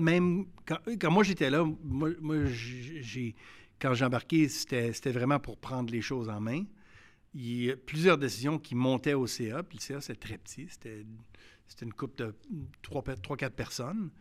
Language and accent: French; Quebec City, Quebec, Canada; j'ai grandi à Québec, je l'ai vécu